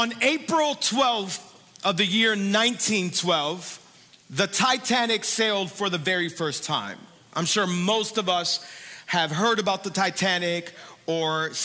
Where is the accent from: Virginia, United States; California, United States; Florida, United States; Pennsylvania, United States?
Florida, United States; Hialeah; I grew up in Hialeah